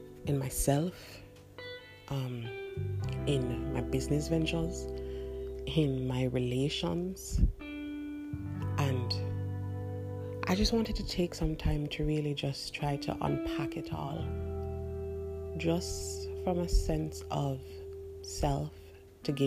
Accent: Jamaica; I am Jamaican

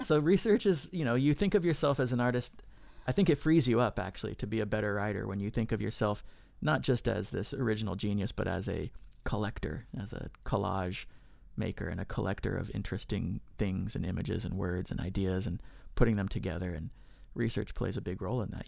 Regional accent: near Sutter's Fort, California, United States; I grew up in California near Sutter's Fort

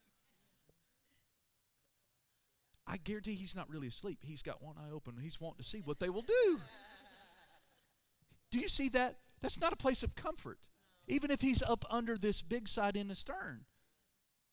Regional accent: Oklahoma, United States; I'm from Oklahoma

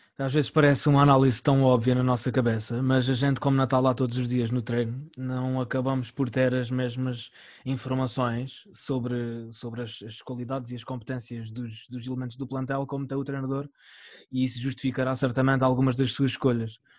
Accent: Algarve, Portugal; a gente aqui, uh, enquanto algarvios

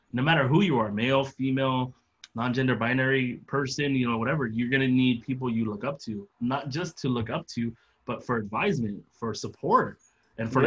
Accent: San Diego, California, United States; I grew up in San Diego right by the Tijuana border

